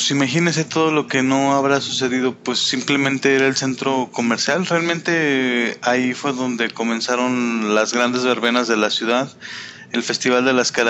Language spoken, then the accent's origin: Spanish; Calvillo, Aguascalientes, Mexico; soy casi oriundo de Calvillo.